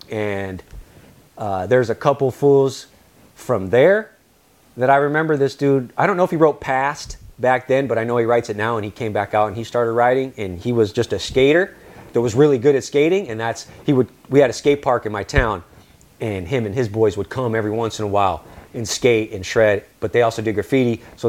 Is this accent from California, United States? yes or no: yes; California, United States; moved away; It was fucked up in the sense, like I said, it was a culture shock. I'm coming from California to Kent, which is just normal neighborhoods, shit ton of people.